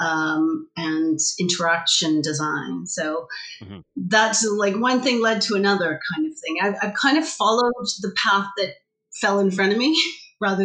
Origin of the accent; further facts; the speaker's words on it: Canada; moved away as an adult; also born or lived in Vancouver; now in United Kingdom; I'm originally from Canada. I've been in the UK for going on 13 and a half years.